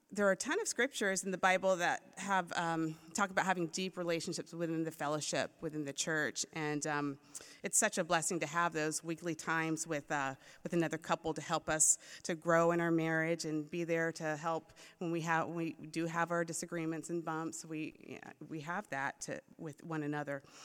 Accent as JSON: {"language": "English", "region": "Maryland", "country": "United States", "tie": "born or raised there", "also_born_or_lived": "Florida", "moved": "as an adult", "lives_now": "San Dimas, United States", "said": "I grew up in Maryland."}